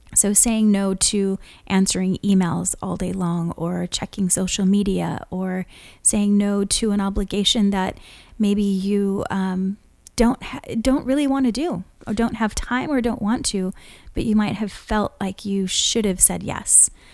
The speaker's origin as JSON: {"language": "English", "region": "Hawaii", "country": "United States", "tie": "born or raised there", "moved": "yes", "lives_now": "California, United States", "said": "we've lived in california for so long but growing up in Hawaii, we don't have daylight"}